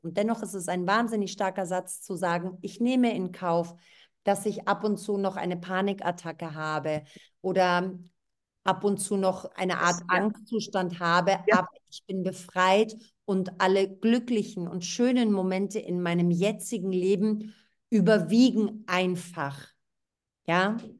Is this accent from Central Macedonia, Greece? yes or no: yes; Thessaloniki, Central Macedonia, Greece; moved away; aus Thessaloniki, aus meiner Heimatstadt